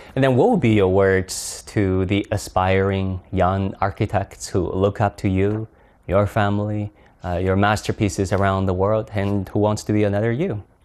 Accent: China; back to my home country, China

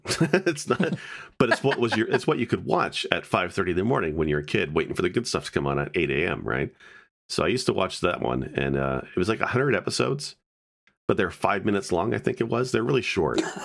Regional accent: Canada; as Canadian

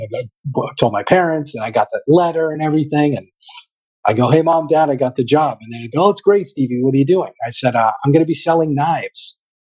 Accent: Boston, Massachusetts, United States; we're from Boston

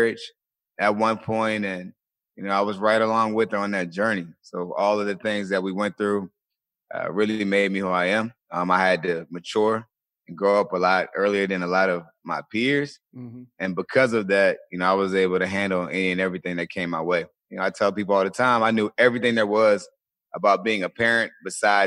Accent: Colonial Beach, Virginia, United States; I grew up in a small town in Virginia, a small town called Colonial Beach, Virginia.

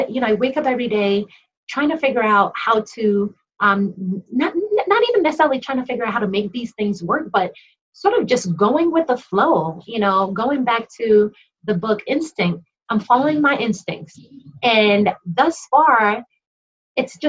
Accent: Nigeria; being Nigerian

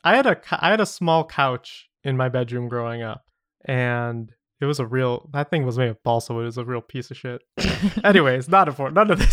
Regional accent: Atlanta, Georgia, United States; spooky stories that I have had happen to me in my hometown of Atlanta.

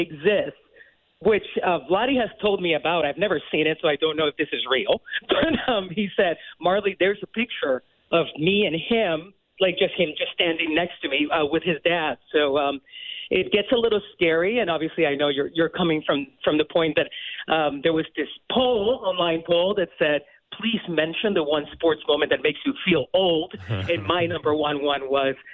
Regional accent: Puerto Rico; moved away; I come from Puerto Rico. And it's like to get this opportunity as a Puerto Rican woman

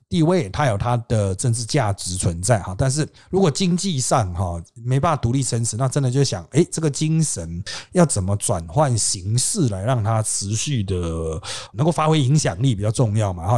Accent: Taiwan; 我们小的时候在台湾

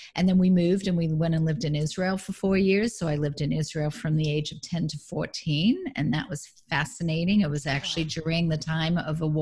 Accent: Melbourne, Victoria, Australia; now in California, United States; Grew up in Melbourne, Australia.

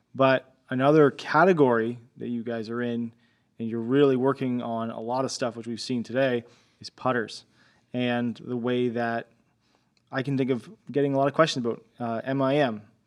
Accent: Canada; I'm Canadian

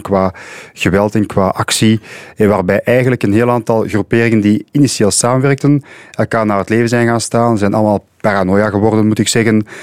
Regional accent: Antwerp, Flanders, Belgium; Ik kom zelf uit Antwerpen.

